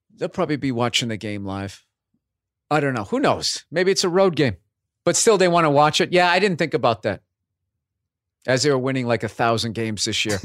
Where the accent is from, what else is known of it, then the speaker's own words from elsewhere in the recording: Boston, Massachusetts, United States; accent: Boston; how they explained away my accent was, uh, he went, he went to B U